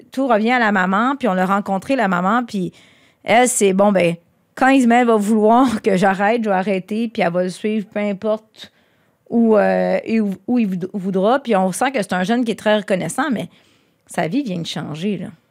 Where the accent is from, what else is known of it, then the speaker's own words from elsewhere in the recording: Quebec, Canada; je suis québécois